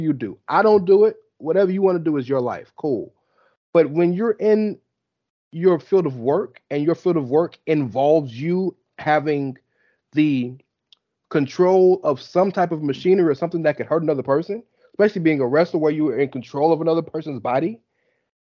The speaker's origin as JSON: {"language": "English", "region": "Texas", "country": "United States", "said": "I'm from Texas."}